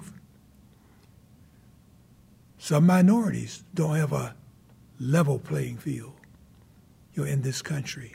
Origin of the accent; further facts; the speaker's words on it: Jacksonville, North Carolina, United States; I grew up at Camp Lejeune, did all of my early training as a young man